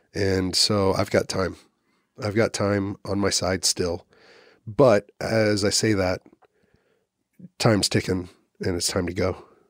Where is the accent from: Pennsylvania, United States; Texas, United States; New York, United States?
Texas, United States; also born or lived in Oklahoma City; now in Austin, United States; I'm a Texan